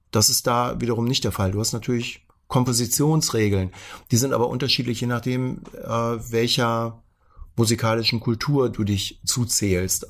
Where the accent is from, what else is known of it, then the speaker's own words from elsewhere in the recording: Hanover, Lower Saxony, Germany; bin ja Hannoveraner und da gab's FFN, Funk für Niedersachsen